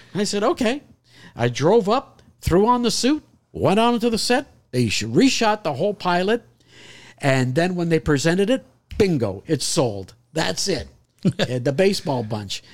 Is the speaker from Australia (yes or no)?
no; Canada; moved away; as a kid growing up in Canada, I played goalie in hockey